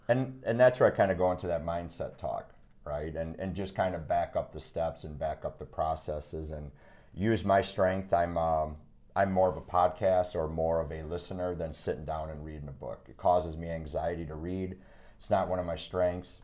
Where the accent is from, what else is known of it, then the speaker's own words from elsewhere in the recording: Wisconsin, United States; moved away as an adult; also born or lived in Dallas, Texas; I moved from Wisconsin down to Dallas